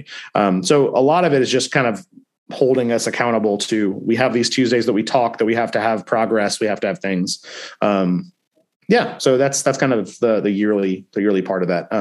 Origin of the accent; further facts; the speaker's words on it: Nashville, Tennessee, United States; I grew up in Nashville, Tennessee. So I actually was born and raised here.